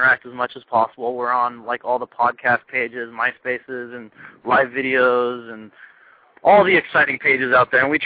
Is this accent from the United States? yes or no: yes; California, United States; we're from California